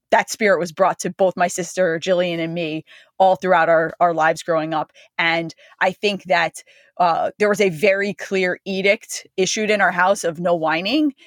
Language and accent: English; Freehold, New Jersey, United States; I grew up in, you know, it's a small town in New Jersey